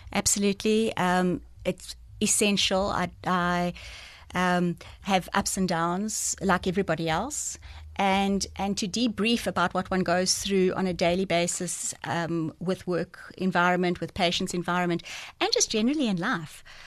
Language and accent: English; Port Elizabeth, Eastern Cape, South Africa; also born or lived in George; I was born in George, but I, I grew up in Port Elizabeth. So from the age of about six, I've been in P E.